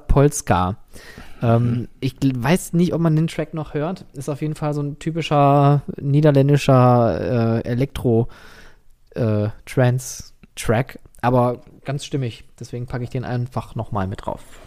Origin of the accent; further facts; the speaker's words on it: Germany; als Deutscher